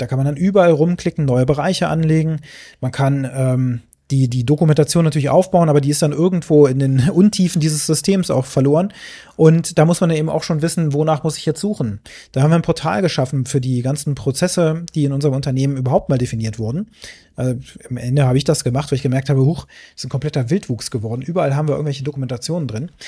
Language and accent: German; Braunschweig, Lower Saxony, Germany; so war das hier in, in Braunschweig. Meine Mutter hat mich da mal einkaufen geschickt